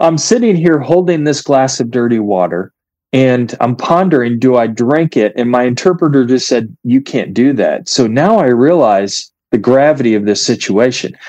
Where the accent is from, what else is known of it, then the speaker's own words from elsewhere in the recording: United States; I'm an American